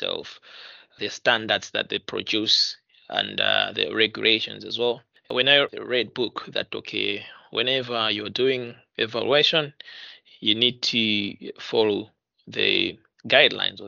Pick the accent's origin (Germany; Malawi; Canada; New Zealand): Malawi; Blantyre, Southern Region; moved away as an adult; now in United Kingdom; I was born and bred in Blantyre City